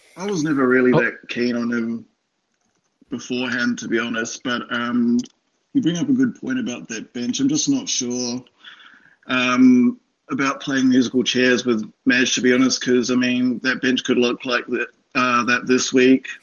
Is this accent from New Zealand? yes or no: yes; New Zealand; moved away as an adult; now in Sydney, Australia; I'm definitely a Kiwi. So I moved out okay. from uh, New Zealand in 2014